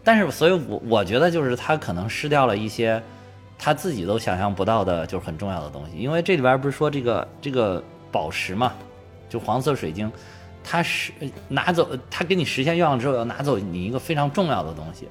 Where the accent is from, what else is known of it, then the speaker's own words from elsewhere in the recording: China; 我们中国人的哲学